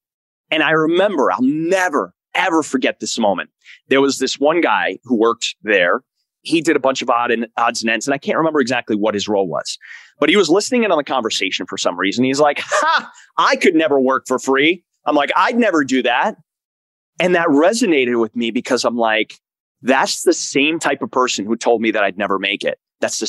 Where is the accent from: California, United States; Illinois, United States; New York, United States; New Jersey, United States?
New Jersey, United States; Elizabeth; I grew up in Elizabeth, New Jersey.